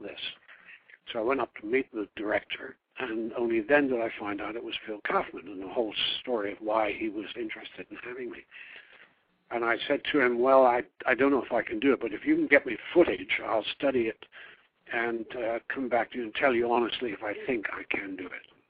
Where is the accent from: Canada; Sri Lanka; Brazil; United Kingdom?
United Kingdom; Devon, West Country, South West England; moved away as an adult; also born or lived in Oregon / New York; coming from the West Country in Devon, I had R's. So I was able to pass as an American